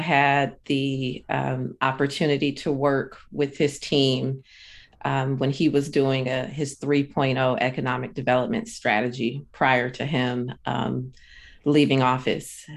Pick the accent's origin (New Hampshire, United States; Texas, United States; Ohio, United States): Ohio, United States; Akron; now in Sacramento, United States; I'm originally from Akron, Ohio. So I'm originally a Midwest girl.